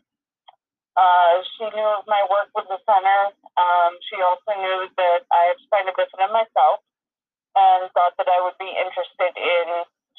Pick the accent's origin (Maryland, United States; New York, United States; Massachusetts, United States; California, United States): New York, United States; Middleburg; also born or lived in Rochester; I grew up in Middleburg, graduated from Middleburg High School in 1996.